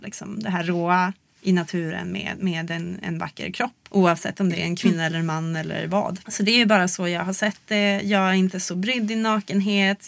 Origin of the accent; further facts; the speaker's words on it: Luleå, Norrbotten County, Sweden; i Luleå då, där jag växte upp